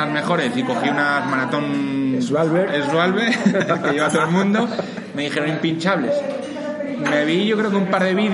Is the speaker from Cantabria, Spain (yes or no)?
yes; Cantabria, Spain; now in Madrid, Spain; el mayor de tres hermanos, vengo de Cantabria, estoy aquí en Madrid como todo el mundo, bueno, pues por trabajo y mi novia vive aquí y demás, me ha tocado.